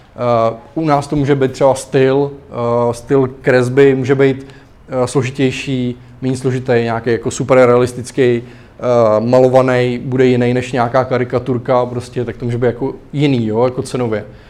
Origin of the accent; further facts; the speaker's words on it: Klatovy, Plzeň Region, Czechia; moved away; u nás v Klatovech, kde jsem, jako, vyrůstal